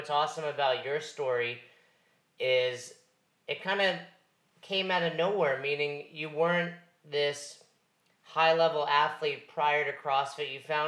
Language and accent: English; Northeast, United States; I'm from the Northeast.